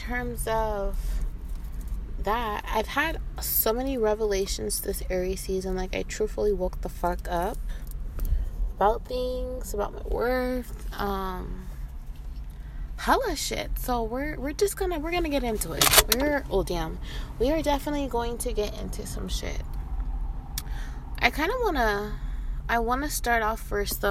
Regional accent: Inglewood, California, United States; I'm from Inglewood. I'm like from where he's from

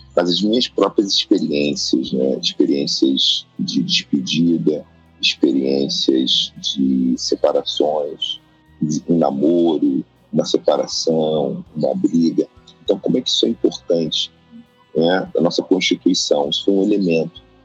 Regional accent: Rio de Janeiro, Brazil; nasci em Oswaldo Cruz, nasci e criado num bairro tradicional do Rio de Janeiro

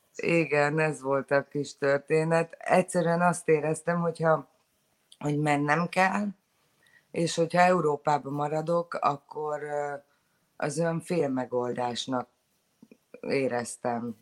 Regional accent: Szentendre, Pest, Hungary; moved away as an adult; now in Sydney, Australia; Szentendrei vagyok, azért az elég zárt közösség

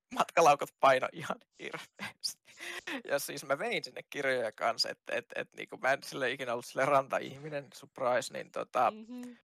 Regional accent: Kajaani, Kainuu, Finland; mä oon kajaanilainen itse.

